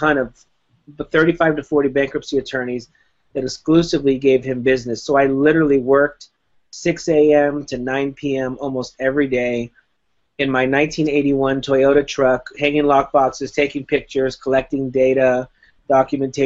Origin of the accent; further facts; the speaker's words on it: Miami, Florida, United States; moved away as an adult; also born or lived in Whittier, California; now in California, United States; I moved to California from Miami in 1995 when I was 19 years old